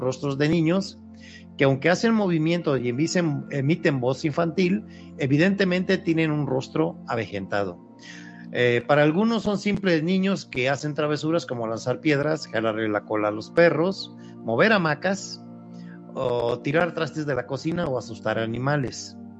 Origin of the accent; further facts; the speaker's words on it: Papantla, Veracruz, Mexico; de donde yo soy originario, muy cerca de las ruinas de Papantla